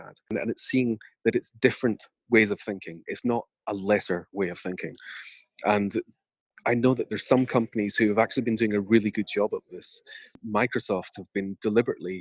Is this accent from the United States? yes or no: no; United Kingdom; I'm British